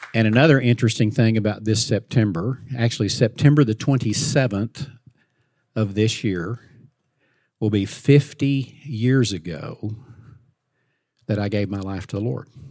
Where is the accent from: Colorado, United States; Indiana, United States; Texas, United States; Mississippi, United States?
Texas, United States; Fort Worth; I grew up in Fort Worth, Texas